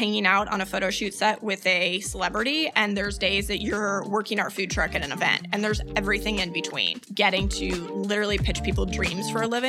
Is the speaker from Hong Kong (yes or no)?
no; Philippines; moved away as an adult; So I was born and raised in the Philippines. My parents were missionaries. They met overseas. My siblings and I were all born there. So I lived there till I was 18